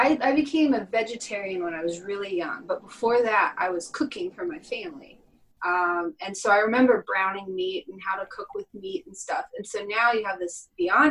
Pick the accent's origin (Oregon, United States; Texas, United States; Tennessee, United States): Texas, United States; moved away; I grew up in Texas.